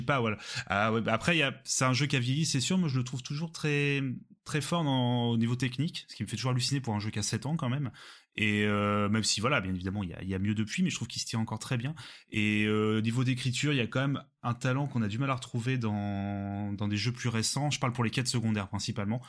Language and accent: French; near Rouen, Normandy, France; nous on est de Normandie près de Rouen